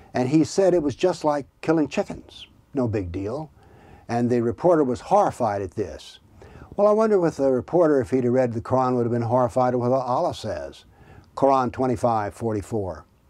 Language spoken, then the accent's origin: English; the South, United States; now in Tennessee, United States; I was raised in the South